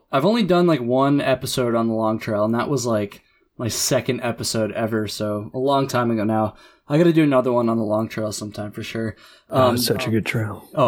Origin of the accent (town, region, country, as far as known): Connecticut, United States; born or raised there; moved away as an adult; now in San Diego, United States